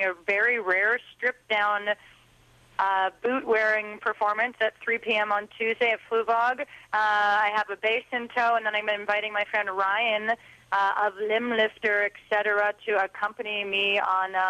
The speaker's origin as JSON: {"language": "English", "town": "Montreal", "region": "Quebec", "country": "Canada", "said": "I'm from Montreal, Quebec"}